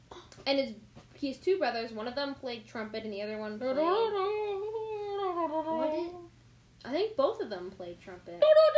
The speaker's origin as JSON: {"language": "English", "country": "Canada", "said": "In Canada, we don't have Target."}